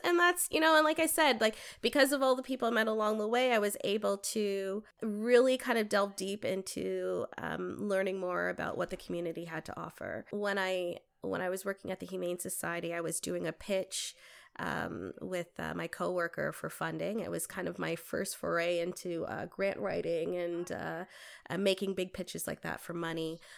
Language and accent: English; Toronto, Ontario, Canada; moved away as an adult; now in Windsor, Canada; I'm originally from Toronto. I wasn't born here.